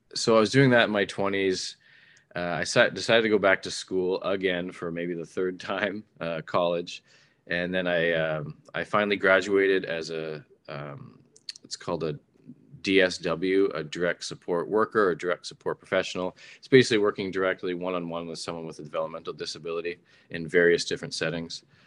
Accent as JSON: {"language": "English", "region": "Ontario", "country": "Canada", "tie": "born or raised there", "said": "I'm a Canadian. I lived in Canada my whole life. I only recently traveled outside of Ontario in Canada"}